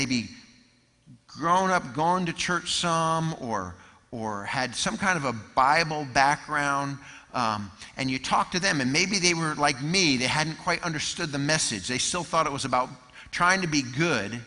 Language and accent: English; Connecticut, United States; moved away as an adult; also born or lived in North Carolina; I grew up in Connecticut